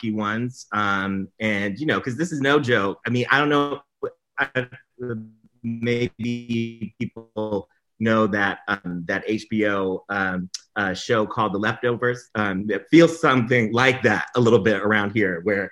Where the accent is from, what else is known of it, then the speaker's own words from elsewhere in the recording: Durham, North Carolina, United States; So I grew up in North Carolina, Durham, North Carolina